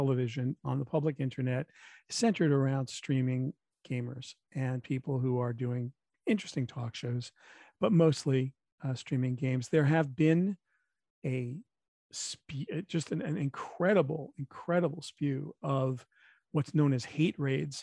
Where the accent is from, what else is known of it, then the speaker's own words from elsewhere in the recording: New York, United States; as a New Yorker